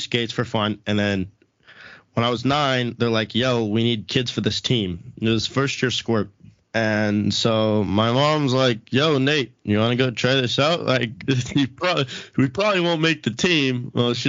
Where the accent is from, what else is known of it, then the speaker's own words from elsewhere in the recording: Lakewood, California, United States; I grew up literally same house, Lakewood